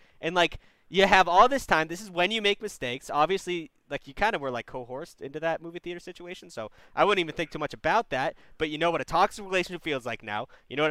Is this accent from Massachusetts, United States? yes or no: yes; Massachusetts, United States; I'm from Mass.